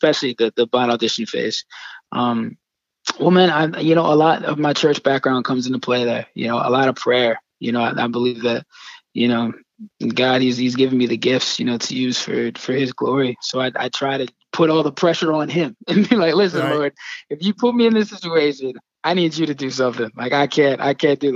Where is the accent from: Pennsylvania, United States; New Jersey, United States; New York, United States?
Pennsylvania, United States; Yardley; here in my hometown over here in Yardley, Pennsylvania.